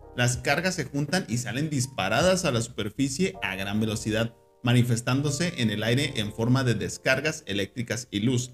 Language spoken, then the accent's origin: Spanish; Mexico; uno como, como mexicano